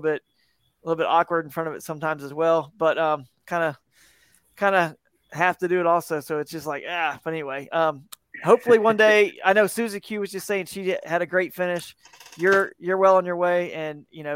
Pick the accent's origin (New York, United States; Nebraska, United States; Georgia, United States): Georgia, United States; just outside of Atlanta; I'm from Georgia, from just outside of Atlanta where I grew up